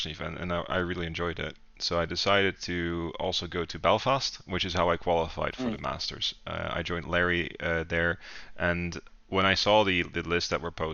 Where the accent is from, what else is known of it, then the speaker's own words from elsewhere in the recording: Netherlands; I'm from the Netherlands, from Lowlands Wargaming.